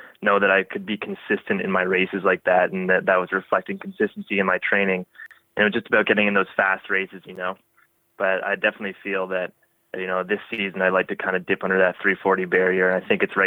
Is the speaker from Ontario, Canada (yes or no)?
yes; Windsor, Ontario, Canada; growing up in Windsor, we get some pretty hot and humid summers